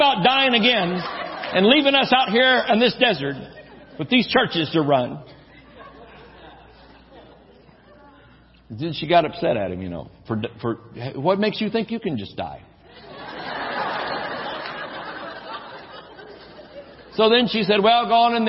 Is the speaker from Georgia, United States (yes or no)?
yes; Georgia, United States; moved away; also born or lived in New Mexico; We're from Georgia where there's trees and things and water